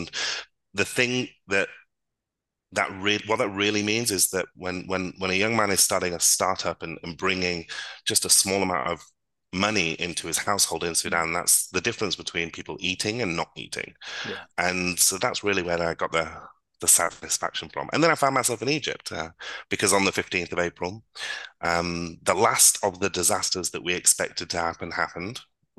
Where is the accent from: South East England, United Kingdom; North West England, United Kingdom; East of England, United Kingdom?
North West England, United Kingdom; Blackpool; accent: northern; now in Dubai, United Arab Emirates; So I was born in Blackpool. I spent most of my life in Blackpool, and before moving to Dubai, I had actually quite a deep northern accent.